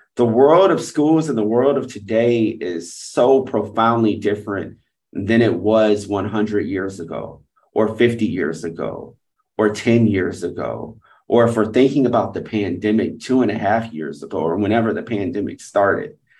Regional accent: Atlanta, Georgia, United States; moved away as an adult; also born or lived in Providence / London; now in Singapore; I was going back to my hometown in Atlanta, Georgia to teach

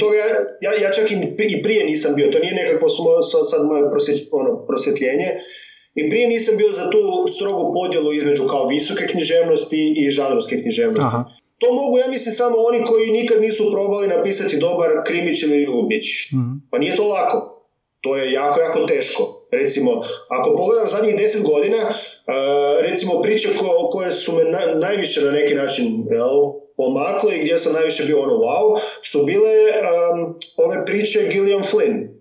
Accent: Međimurje County, Croatia; accent: Kajkavian; first language Kajkavian; also born or lived in Germany; onda smo se vratili u Međimurje

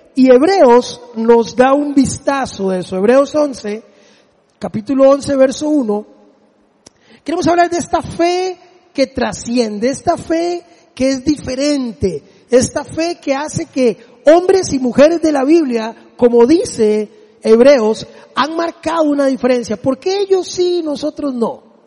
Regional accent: Desamparados, San José, Costa Rica; mi pueblo ahí en Desamparados

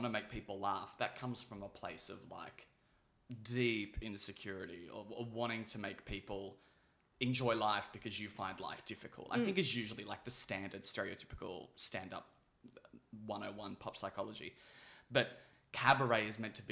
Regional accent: Melbourne, Victoria, Australia; born or raised there

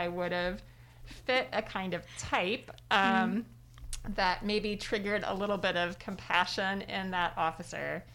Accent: Decatur, Illinois, United States; my hometown of Decatur, Illinois

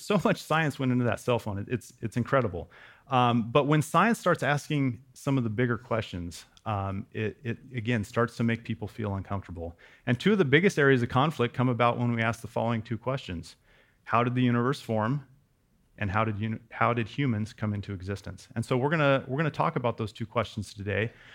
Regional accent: West Coast, United States; also born or lived in Wyoming; I grew up on the West Coast, but we spent a few years in Wyoming.

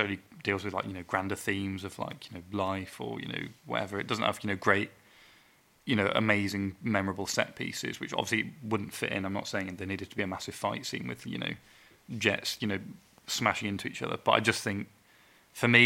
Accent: United Kingdom; we're all British

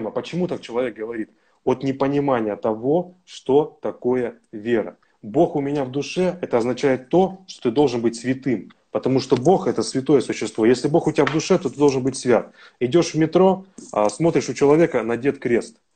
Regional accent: Siberia, Russia; Потому что я сам тоже вырос и родился в Сибири, да, и жил недалеко от мечети.

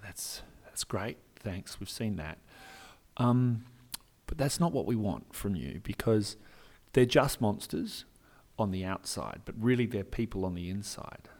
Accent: Perth, Western Australia, Australia; I'm an actor from Perth, Western Australia

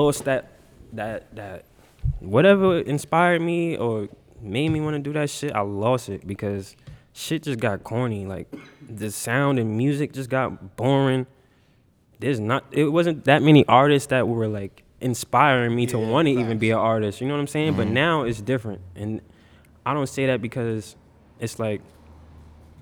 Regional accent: New York City, New York, United States; I'm from Queens, Hollis

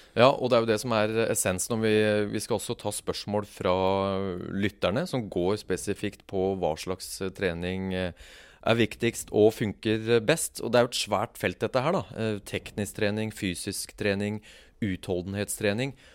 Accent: Kongsberg, Buskerud, Norway; jeg vokste opp på Kongsberg

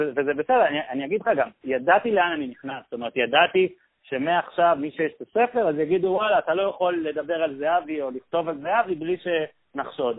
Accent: Israel

